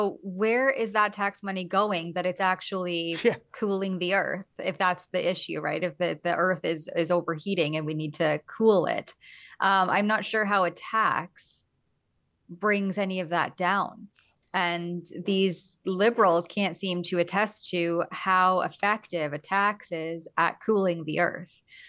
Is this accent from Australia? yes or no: no; Canada; As a Canadian, I crossed back into Canada.